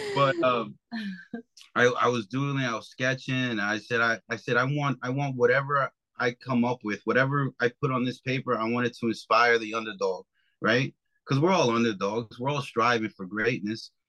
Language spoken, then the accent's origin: English; New York, United States; I'm from New York